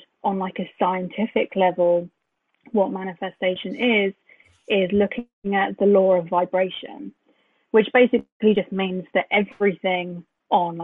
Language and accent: English; Brighton, South East England, United Kingdom; moved away; I grew up in Brighton